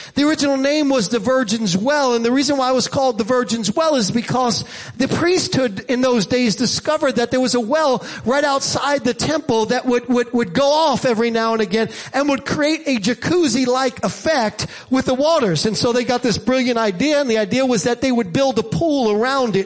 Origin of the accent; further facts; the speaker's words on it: New York City, New York, United States; I grew up in Staten Island and in Staten Island, we didn't have a porch per se. We had a stoop